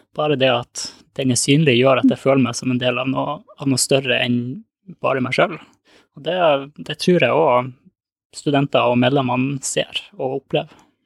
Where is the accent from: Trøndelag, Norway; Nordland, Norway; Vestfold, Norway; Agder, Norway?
Nordland, Norway; Lofoten; moved away; Jeg er opprinnelig fra Lofoten